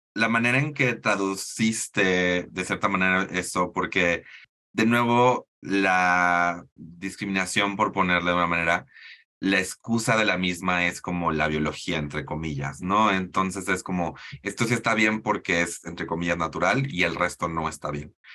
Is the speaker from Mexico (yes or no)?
yes; Mexico